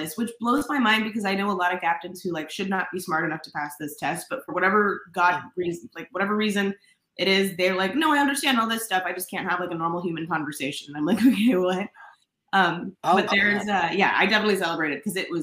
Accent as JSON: {"language": "English", "town": "Bainbridge Island", "region": "Washington", "country": "United States", "tie": "born or raised there", "said": "I grew up here in Seattle over in a little town called Bainbridge Island"}